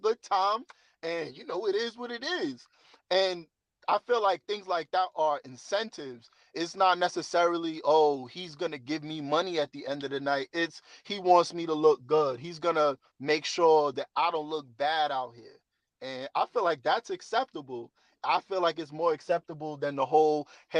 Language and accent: English; New York City, New York, United States; moved away as an adult; also born or lived in Las Vegas / Thailand; I'm from New York City